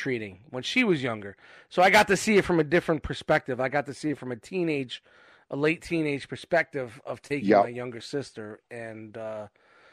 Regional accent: New York City, New York, United States; I grew up in Canarsie

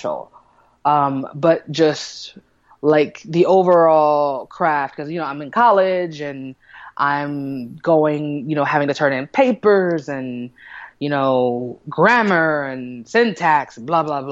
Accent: Kansas City, United States; I'm from Kansas City

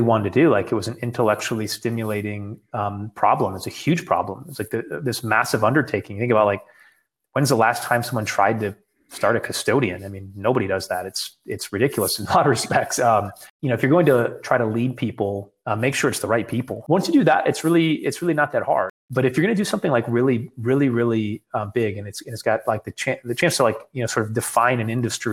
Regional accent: West Michigan, United States; moved away; also born or lived in Laguna Beach, California; I'm from West Michigan. And actually the area I grew up in is there's more Spanish speaking

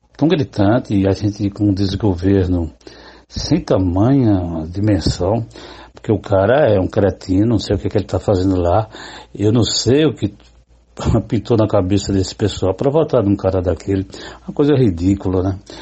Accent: Cajazeiras, Paraíba, Brazil; moved away; also born or lived in Recife; sou paraibano, nascido em Cajazeiras

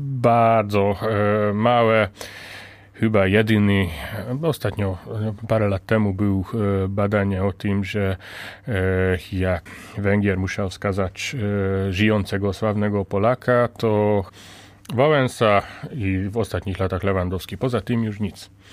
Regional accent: Hungary; Polish is a second language; also born or lived in Łódź, Poland; now in Poland; jestem Węgrem

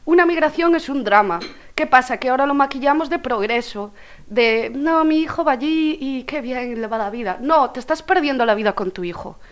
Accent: Bueu, Galicia, Spain; vengo de Bueu

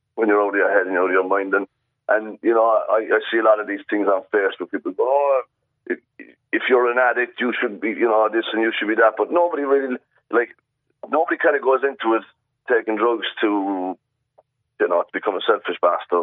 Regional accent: Ireland; moved away as an adult; also born or lived in Australia; you're the Irish guy

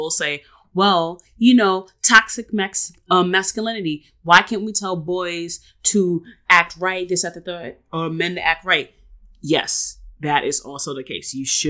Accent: New York City, New York, United States; we grew up in New York City

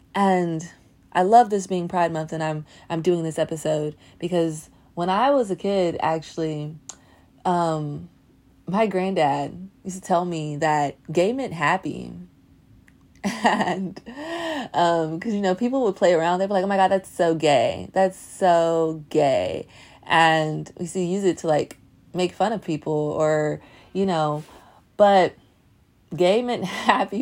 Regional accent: Nashville, Tennessee, United States; I grew up in the South. I grew up in Nashville. I'm from Nashville, Tennessee

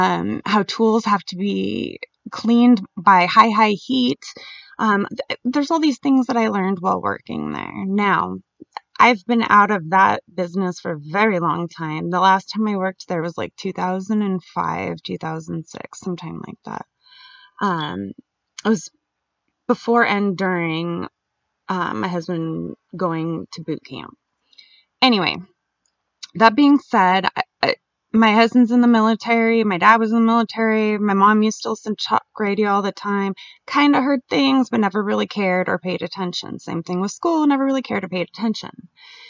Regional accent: Jacksonville, Florida, United States; born there; also born or lived in Albuquerque; And I was born in Jacksonville, Florida

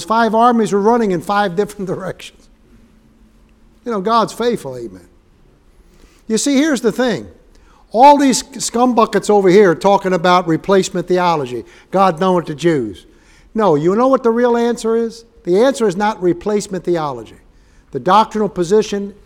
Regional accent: New York City, New York, United States; moved away; I grew up in Manhattan.

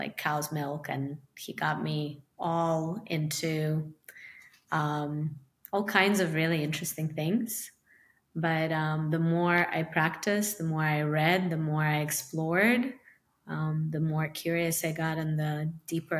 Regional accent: Ukraine; also born or lived in New York; now in Miami, United States; I'm from Ukraine originally, and I moved to Miami from New York

